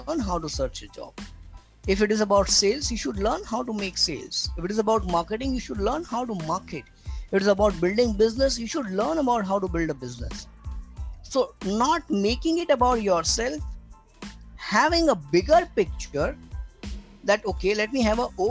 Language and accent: English; Burhanpur, Madhya Pradesh, India; moved away as an adult; also born or lived in Mumbai; I traveled to my hometown, overnight journey from Mumbai to Burhanpur on the border of MP and Maharashtra